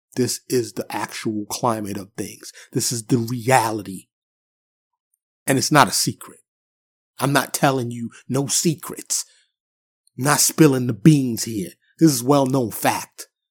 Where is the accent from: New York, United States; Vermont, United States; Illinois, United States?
New York, United States; New York City; now in Dallas area, United States; I'm from New York City, born and raised, but I've been in Texas for quite some time